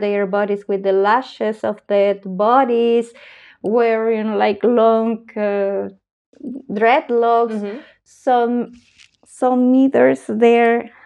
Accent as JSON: {"language": "English", "region": "Arequipa", "country": "Peru", "tie": "born or raised there", "also_born_or_lived": "Lima, Peru", "moved": "as an adult", "lives_now": "Sweden", "said": "I was born in Lima, but I grew up in a city in the south of Peru called Arequipa"}